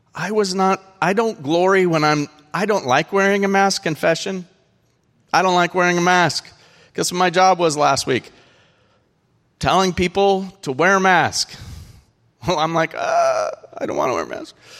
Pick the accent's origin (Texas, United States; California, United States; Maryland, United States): California, United States; moved away; I am from a place where they have these things called sequoias